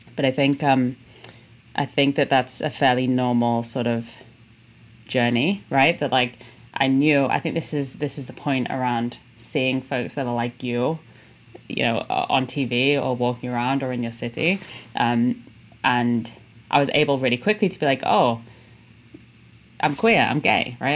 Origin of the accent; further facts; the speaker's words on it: Liverpool, North West England, United Kingdom; moved away; I'm from Liverpool in England uh, originally, and I love it